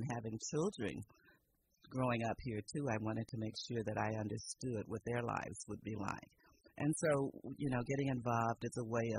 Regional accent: Louisiana, United States; now in Petaluma, United States; I grew up in the South in Louisiana back in the, I was 50s and 60s

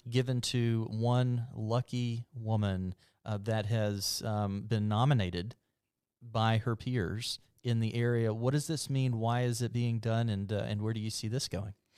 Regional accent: Mobile, Alabama, United States; moved away; I'm from Mobile

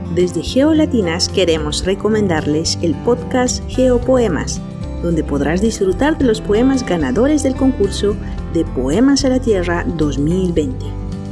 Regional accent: La Paz, Bolivia; also born or lived in Montpellier, France; nací a los 3.600 metros sobre el nivel del mar en lo que es la ciudad de La Paz. Es una ciudad eh, en Bolivia

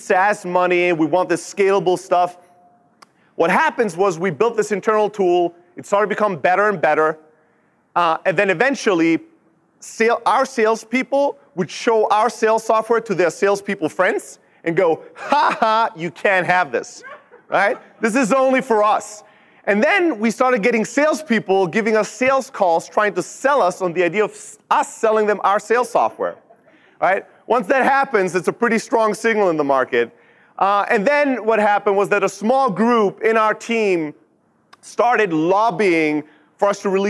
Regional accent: Germany; moved away as an adult; also born or lived in Greece; now in Silicon Valley, United States; born and raised in Germany, built multiple businesses there

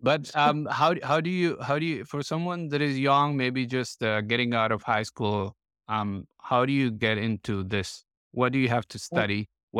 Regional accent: Colombia; English is a second language; look, I'm from Colombia originally.

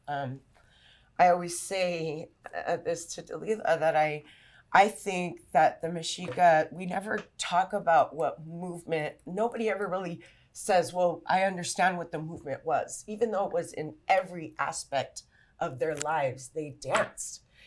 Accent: Los Angeles, California, United States; also born or lived in La Puente, California; I grew up in East Los and my parents were also from here

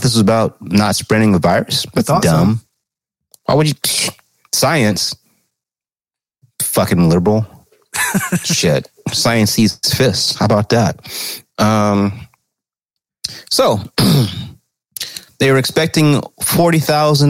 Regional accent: California, United States; as a Californian

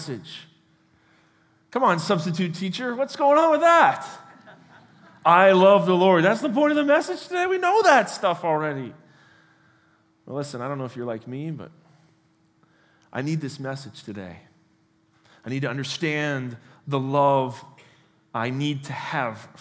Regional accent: Canada; moved away as an adult; also born or lived in United States; I was born and raised here in Canada, spent a decade of my life in the United States.

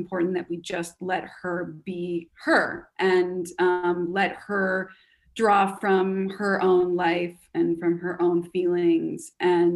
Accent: Canada; moved away as an adult; now in United States; I'm Canadian.

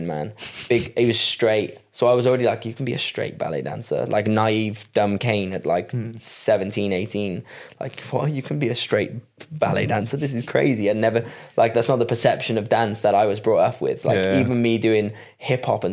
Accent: Wales, United Kingdom; I'm from Wales

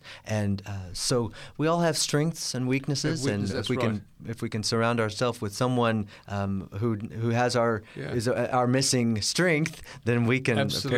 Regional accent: Kansas City, Missouri, United States; born there; I was born in Kansas City, Missouri, in the Midwest.

